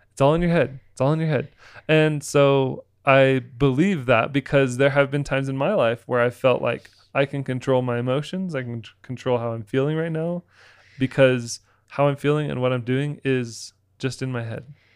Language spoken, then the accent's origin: English; Florida, United States; moved away; also born or lived in Utah; I grew up in Florida